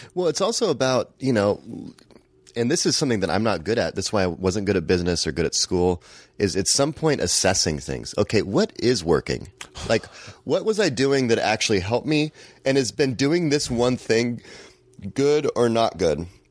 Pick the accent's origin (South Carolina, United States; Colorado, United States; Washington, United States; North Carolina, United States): Washington, United States; Seattle; moved away as an adult; now in Glendale, United States; I'm from Seattle